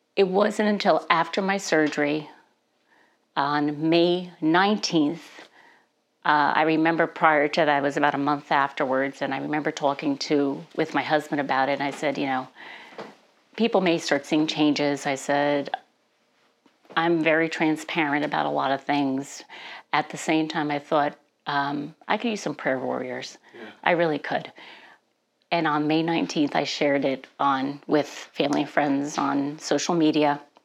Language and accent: English; New Jersey, United States; now in Stillwater, United States; I was born and raised in New Jersey